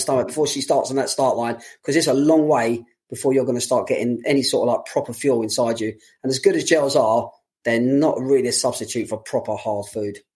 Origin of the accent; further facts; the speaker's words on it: London, United Kingdom; for a lot of people like myself, being a Londoner